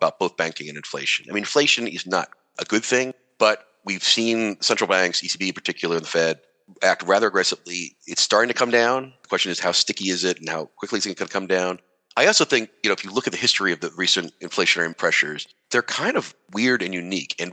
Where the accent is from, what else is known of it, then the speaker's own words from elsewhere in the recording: United States; accent: American; I'm American, as you can tell from the accent